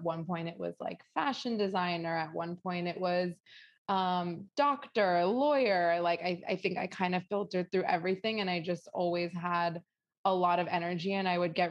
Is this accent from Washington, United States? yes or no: no; Northern Virginia, United States; moved away; I grew up in the DC area in Northern Virginia.